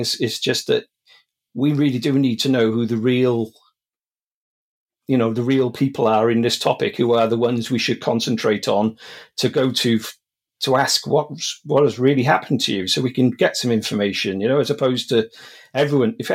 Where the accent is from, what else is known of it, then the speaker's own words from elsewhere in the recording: Wales, United Kingdom; also born or lived in Monmouthshire; I'm from Wales. I live in Monmouthshire now, but I've lived all over South Wales in the UK.